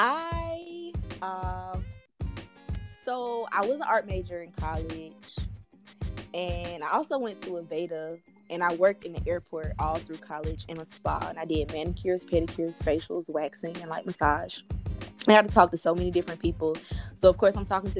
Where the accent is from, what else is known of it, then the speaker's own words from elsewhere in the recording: Birmingham, Alabama, United States; moved away as an adult; now in Georgia, United States; I'm from Birmingham, Alabama, born and bred